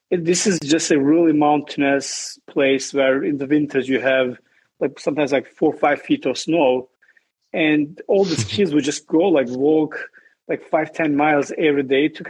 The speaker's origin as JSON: {"language": "English", "region": "Southeastern Anatolia", "country": "Turkey", "tie": "born or raised there", "said": "I grew up in Turkey, southeast part of Turkey. I was in a small village"}